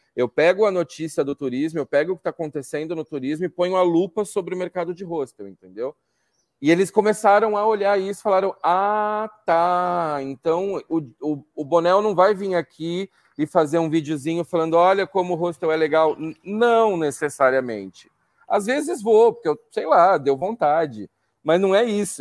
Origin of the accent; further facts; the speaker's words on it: São Paulo, Brazil; São Paulo mesmo